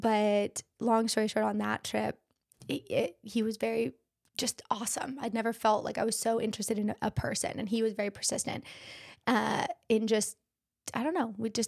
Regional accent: Idaho, United States; moved away as an adult; also born or lived in Washington / California; now in Pinehurst, United States; Idaho, born and raised.

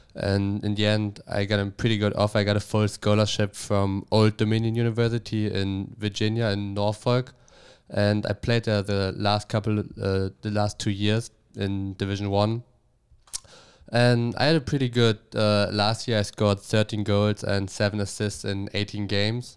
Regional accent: Bremen, Germany; English is a second language; moved away as an adult; also born or lived in Bielefeld; now in United States; I grew up, uh, in Bremen.

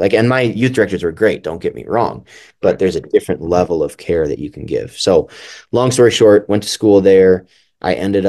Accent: Milwaukee, Wisconsin, United States; Yeah, so I grew up in Milwaukee, Wisconsin, which is kind of a LCMS Lutheran hotbed.

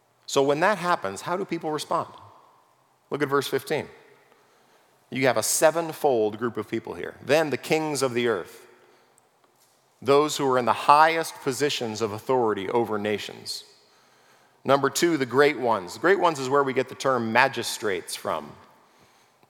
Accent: California, United States; I grew up in California. I know the world of earthquakes

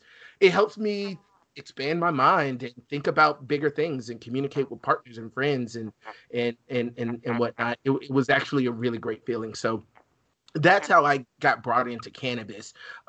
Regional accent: Alabama, United States; I'm originally from Alabama.

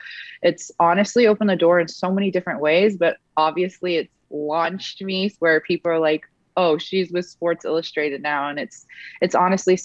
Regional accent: Edmonton, Alberta, Canada; is it my hometown

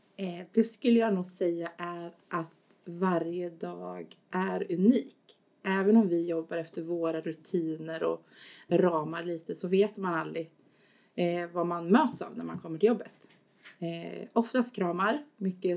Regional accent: Askersund, Örebro County, Sweden; now in Örebro, Sweden; Jag kommer från Askersund från början

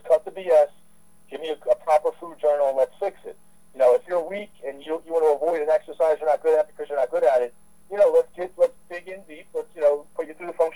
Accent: Philadelphia, Pennsylvania, United States; I'm from the Philadelphia area. I'm actually born and raised from Philadelphia

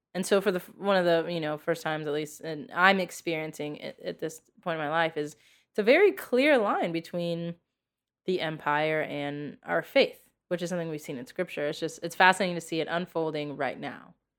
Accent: United States; being an American

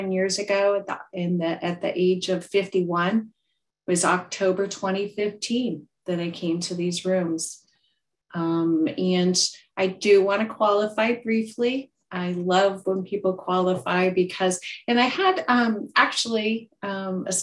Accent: Iowa, United States; I was born and raised here in Iowa, still in Iowa today.

